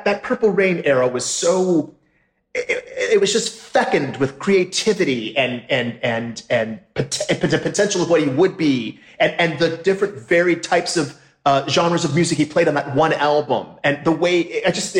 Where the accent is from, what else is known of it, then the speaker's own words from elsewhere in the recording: Michigan, United States; we both grew up in the Midwest. I'm from Michigan